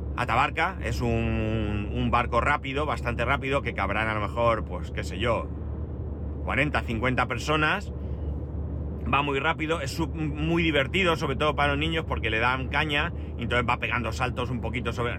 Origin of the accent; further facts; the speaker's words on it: Alicante area, Valencian Community, Spain; mi tierra